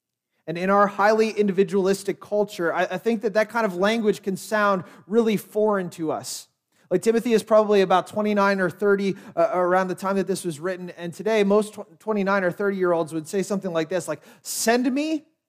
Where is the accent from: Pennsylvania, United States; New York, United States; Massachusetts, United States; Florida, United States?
Pennsylvania, United States; Lititz; I'm like, yes, I grew up in Lititz, that's awesome, great.